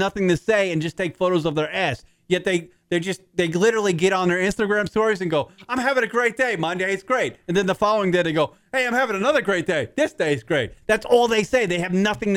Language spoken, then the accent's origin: English; New York, United States; I'm from New York